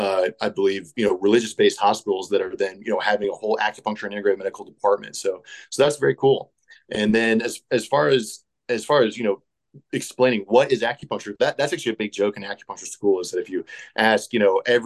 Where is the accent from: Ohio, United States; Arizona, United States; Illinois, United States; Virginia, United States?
Virginia, United States; Appalachian Mountains of; moved away as an adult; now in Boise, United States; Before I was in Idaho, I was in Virginia. The area that I grew up is actually the Appalachian Mountains of Virginia. It's kind of the northwest corner of the state. In a county called Rappahannock County, very rural area. And so that's where I actually grew up.